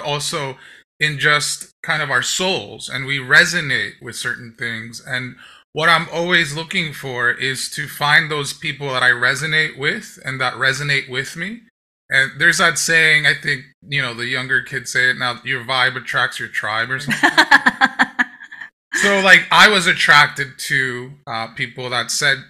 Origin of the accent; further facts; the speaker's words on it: Dominican Republic; now in New York, United States; Then I grew up in the Dominican Republic.